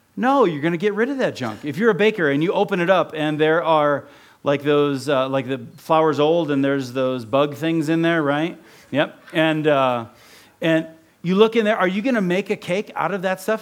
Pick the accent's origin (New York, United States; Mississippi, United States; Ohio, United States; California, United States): Ohio, United States; also born or lived in Oregon; now in Utah, United States; I grew up in Ohio